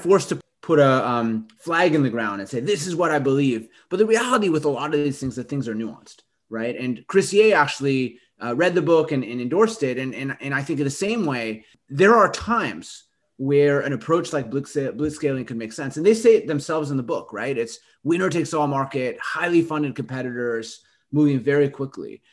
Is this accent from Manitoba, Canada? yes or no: yes; Winnipeg, Manitoba, Canada; my hometown in Canada, Winnipeg